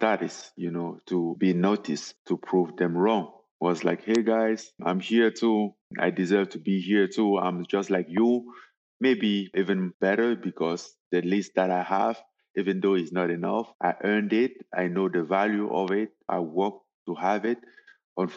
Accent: Cameroon; moved away as an adult; also born or lived in Paris; I was born in Cameroon in a very poor family.

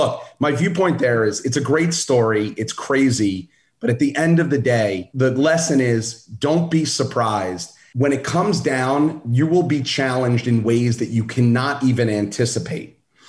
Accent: Brooklyn, New York, United States; I'm not a small dude and I'm from Brooklyn. So it's a bad combination.

